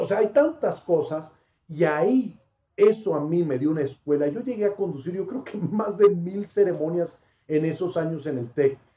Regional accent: Monterrey, Nuevo León, Mexico; accent: del norte; also born or lived in Panama; now in Mexico City, Mexico; pues soy más regio que panameño en cuanto a tiempo de vida. O sea, yo viví más años en Monterrey que en Panamá

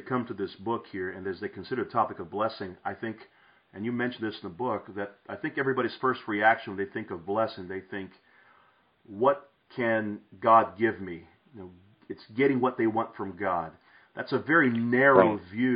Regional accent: Brazil; moved away; When I was a child growing up in Brazil, I grew up in an evangelical home

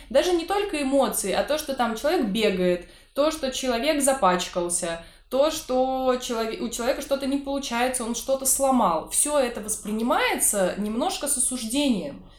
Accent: Saint Petersburg, Russia; как жителю, коренному жителю Петербурга

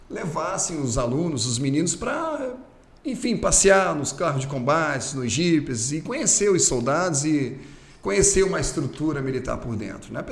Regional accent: Curitiba, Paraná, Brazil; moved away; Sou Curitiba. nascido e criado em Curitiba.

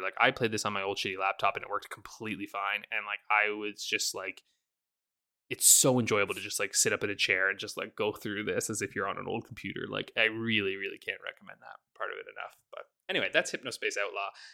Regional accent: Canada; I'm very Canadian

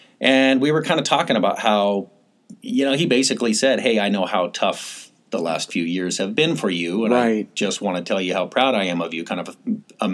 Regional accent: Seattle, Washington, United States; also born or lived in Boise, Idaho; I was born in Boise, Idaho, but mostly grew up right here in the suburbs of Seattle.

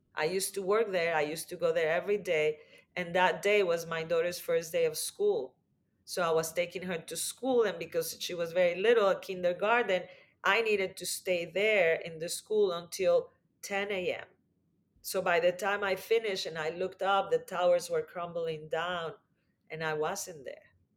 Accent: Mexico; I grew up in Mexico

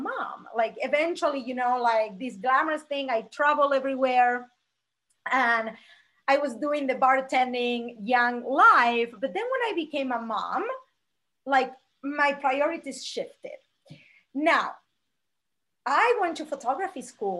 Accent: Argentina; moved away as an adult; now in Las Vegas, United States; I'm originally from Argentina

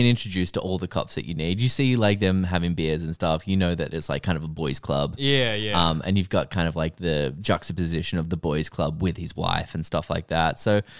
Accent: Ireland; I'm Irish.

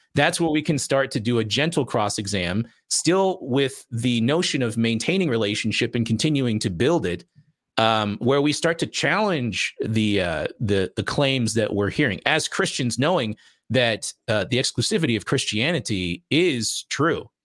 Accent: Las Vegas, Nevada, United States; I'm from Vegas

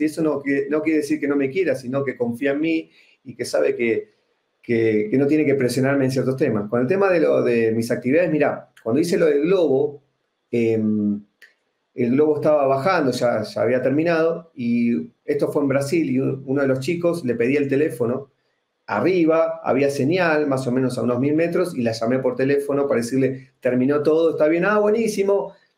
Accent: Argentina; accent: Argentine; moved away as an adult; now in Guatemala City, Guatemala; Soy argentino y hace exactamente dos años vivo en la ciudad de Guatemala.

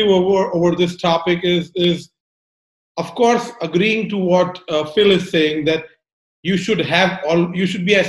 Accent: India; moved away; I'm originally from India

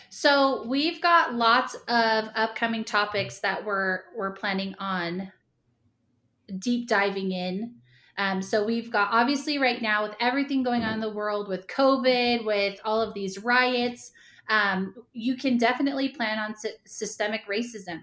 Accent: Ramona, California, United States; moved away as an adult; also born or lived in Point Loma, San Diego / Provo, Utah; I grew up in Ramona, California

